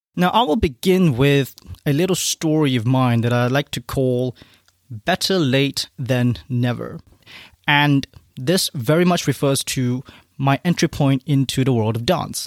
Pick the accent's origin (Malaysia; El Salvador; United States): Malaysia; moved away; back in my home country of Malaysia